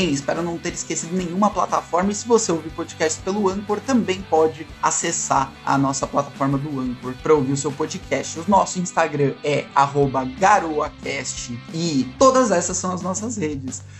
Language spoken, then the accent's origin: Portuguese; Brazil; Eu, como um bom brasileiro, tenho muito orgulho.